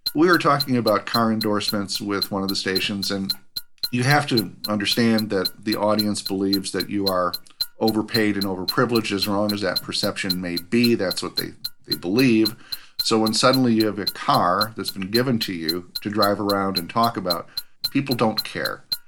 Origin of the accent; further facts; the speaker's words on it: Minnesota, United States; I'm from Minnesota